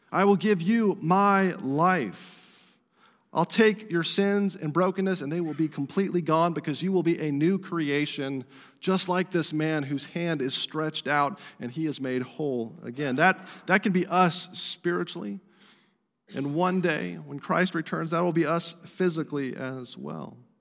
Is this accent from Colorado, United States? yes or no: yes; Estes Park, Colorado, United States; my hometown where I grew up, Estes Park, Colorado